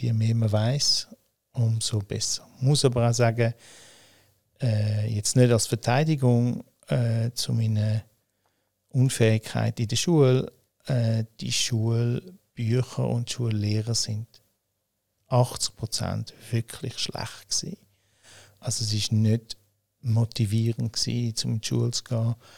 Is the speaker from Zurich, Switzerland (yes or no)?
yes; Winterthur, Zurich, Switzerland; ich bin hm, in Winterthur aufgewachsen und geboren, äh, habe aber mein Leben in Zürich gelebt